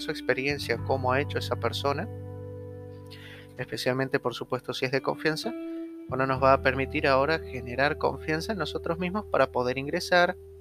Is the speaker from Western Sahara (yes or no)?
no; Argentina